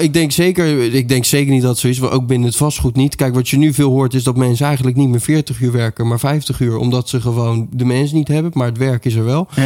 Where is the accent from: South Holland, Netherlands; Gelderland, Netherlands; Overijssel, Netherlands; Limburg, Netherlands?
South Holland, Netherlands; The Hague; ik kom uit Den Haag